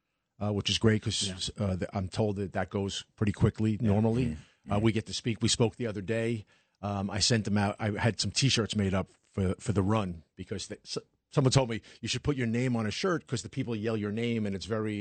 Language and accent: English; New York City, New York, United States; Being a New York City guy my entire life, watching the race literally pass by my house my entire life.